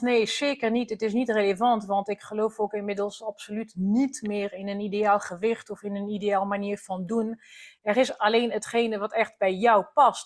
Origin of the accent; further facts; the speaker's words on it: France; Dutch is a second language; now in Netherlands; oorspronkelijk kom ik uit Frankrijk